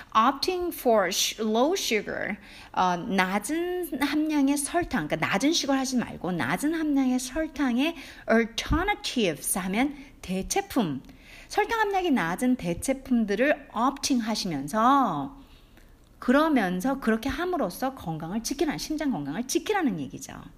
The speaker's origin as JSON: {"language": "Korean", "country": "South Korea", "tie": "born or raised there", "first_language": "Korean", "said": "한국 사람으로 태어나서 한국말이 모국어인데"}